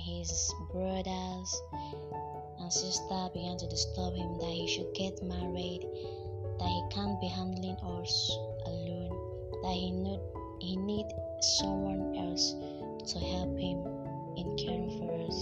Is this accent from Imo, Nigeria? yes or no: yes; Imo, Nigeria; I'm from Imo State in Ezenitem, Bisi, Udo